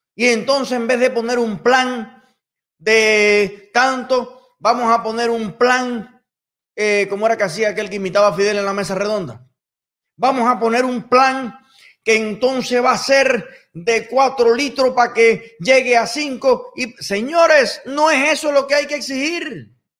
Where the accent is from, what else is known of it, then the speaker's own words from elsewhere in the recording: Cuba; Y soy cubano.